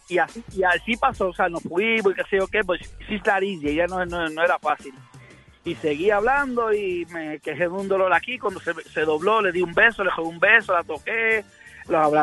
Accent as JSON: {"language": "Spanish", "town": "Hartford", "region": "Connecticut", "country": "United States", "tie": "born there", "said": "yo fui el que nací en Hartford, Connecticut."}